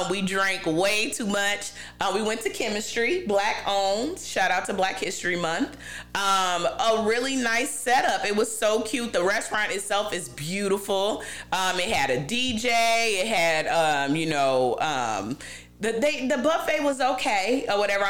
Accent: Carbondale, Illinois, United States; moved away; growing up in Carbondale

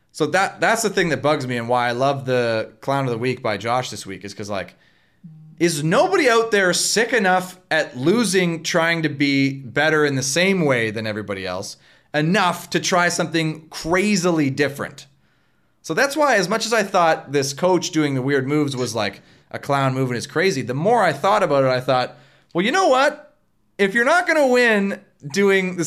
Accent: Canada; we're in Canadian volleyball culture

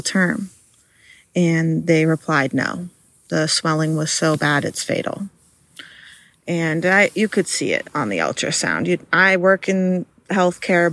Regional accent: New Hampshire, United States; I had to leave my hometown

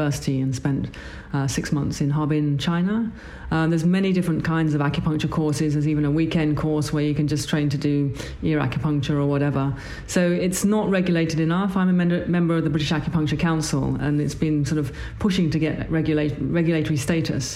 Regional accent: Bangkok, Thailand; moved away as an adult; now in London, United Kingdom; I was born in Thailand, in Bangkok, and my father is Chinese, Thai, and my mother's English

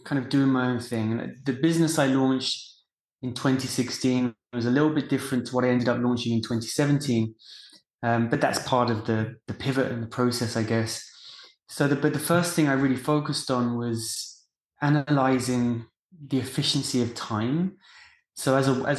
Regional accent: England, United Kingdom; moved away as an adult; now in United States; I grew up in England and decided to move to the US after graduation.

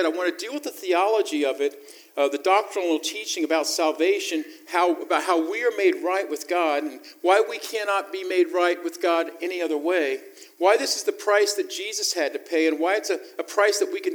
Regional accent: the South, United States; I was raised in the South.

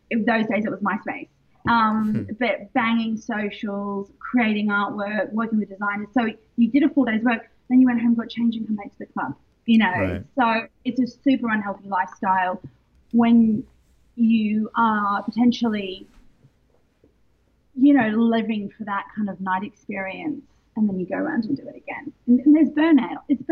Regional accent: Sydney, New South Wales, Australia; moved away as an adult; also born or lived in London, United Kingdom; I'm Australian and I moved to London. I was there for 15 years.

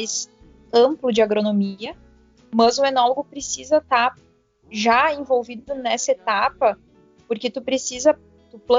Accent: Teutônia, Rio Grande do Sul, Brazil; now in Bento Gonçalves, Brazil; me mudei para Bento. Eu até então morava na minha cidade natal, que é Teutônia. Então eu vim para Bento em 2015, assim, me aventurar na enologia

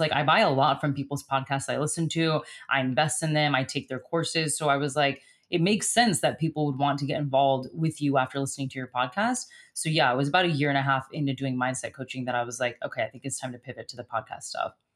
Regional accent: United States; moved away as an adult; also born or lived in Stralsund, Germany; as an American.

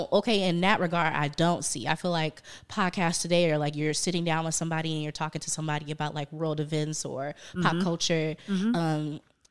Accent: Indiana, United States; now in Chicago, United States; I was born in Chicago, moved to Indiana when I was 3

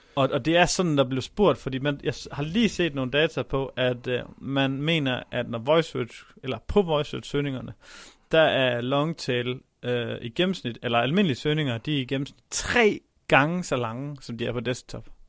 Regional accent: Denmark; vi som danskere

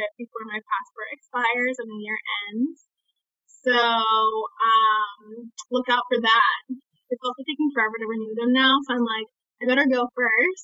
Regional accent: New York City, New York, United States; accent: American; being born and raised in Brooklyn, New York

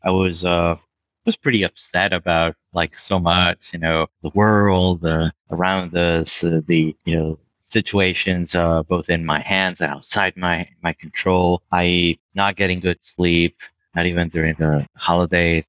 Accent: Venezuela; moved away; back in Venezuela, my home country where I was born.

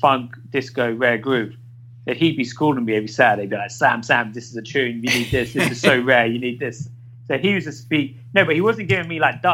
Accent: London, United Kingdom; I grew up in Ladbroke Grove, which is West London.

